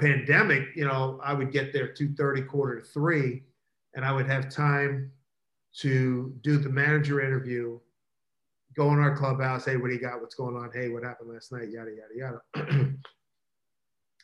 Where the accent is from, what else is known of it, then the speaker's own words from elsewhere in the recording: Philadelphia, Pennsylvania, United States; now in Seattle, United States; growing up in Philly